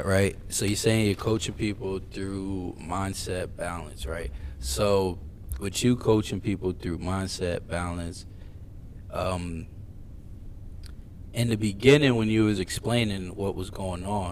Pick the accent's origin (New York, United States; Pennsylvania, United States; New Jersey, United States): Pennsylvania, United States; Philadelphia; I'm from Philly.